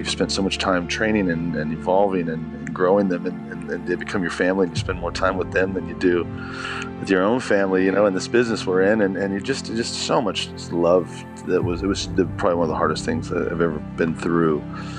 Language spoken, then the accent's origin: English; United States; moved away as an adult; now in Australia; I was in the States and I grew up in America and went through, you know, 2008.